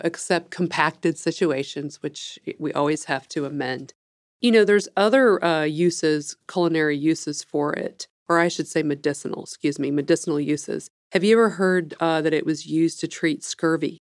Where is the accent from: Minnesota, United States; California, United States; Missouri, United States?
Missouri, United States; I'm from the Midwest, from Missouri